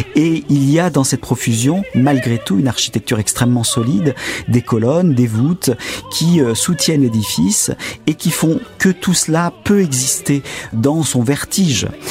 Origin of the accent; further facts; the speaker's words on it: Aix-en-Provence, Provence-Alpes-Côte d'Azur, France; also born or lived in Avignon; je suis provençal d'origine, je suis né à Avignon, j'ai grandi à Aix-en-Provence